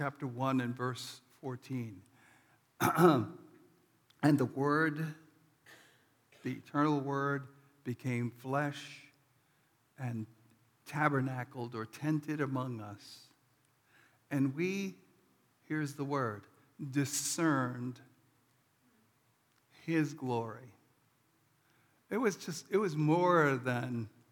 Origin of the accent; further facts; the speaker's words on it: New York City, New York, United States; moved away; I'm from New York City